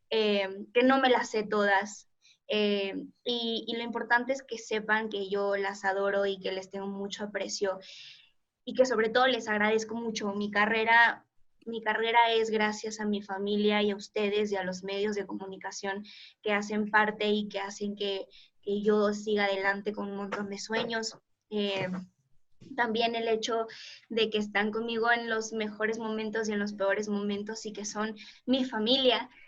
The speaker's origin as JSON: {"language": "Spanish", "country": "Portugal", "second_language": "Spanish", "said": "mi español es muy malo, la verdad es que soy portuguesa"}